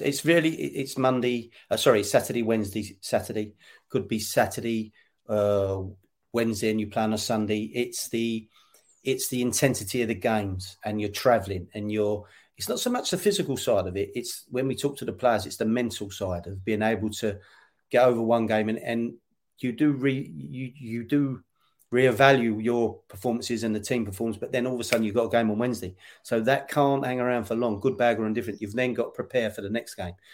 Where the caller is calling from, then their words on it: London, United Kingdom; I'm calling you from, well, uh, London, but Faden, it's more Essex side of London